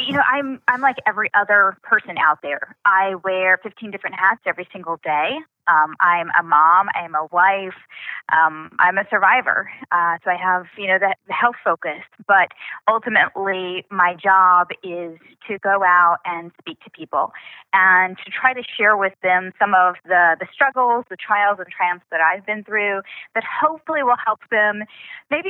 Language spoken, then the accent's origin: English; Oklahoma, United States; also born or lived in Missouri; I really just kind of grew up in Oklahoma.